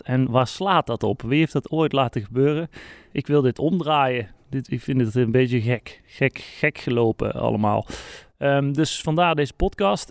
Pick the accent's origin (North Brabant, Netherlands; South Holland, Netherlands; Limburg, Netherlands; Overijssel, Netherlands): North Brabant, Netherlands; accent: soft G; ik ben gewoon een Brabander en wij praten nou eenmaal gewoon met een zachte G.